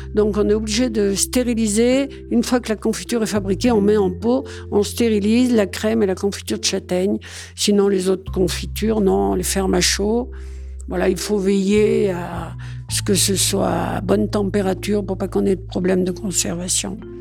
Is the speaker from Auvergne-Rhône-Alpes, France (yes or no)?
yes; Saint-Martin-de-Valamas, Auvergne-Rhône-Alpes, France; On est originaire, moi, de Saint-Martin-de-Valamas